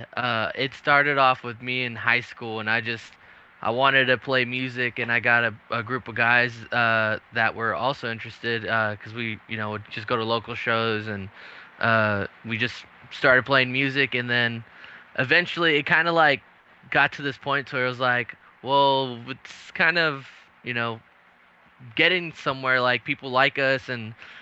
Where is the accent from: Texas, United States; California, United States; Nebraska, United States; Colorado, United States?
Texas, United States; also born or lived in San Antonio; We're from Texas.